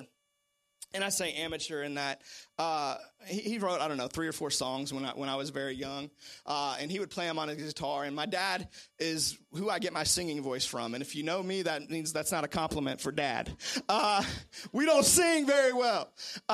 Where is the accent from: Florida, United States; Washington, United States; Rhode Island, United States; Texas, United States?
Washington, United States; Seattle; moved away; I'm originally from Seattle, Washington